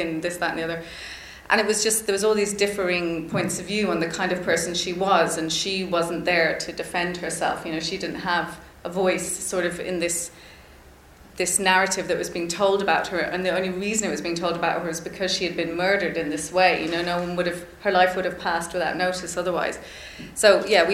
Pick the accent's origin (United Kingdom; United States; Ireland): Ireland; I would have had as like raised as an Irish person.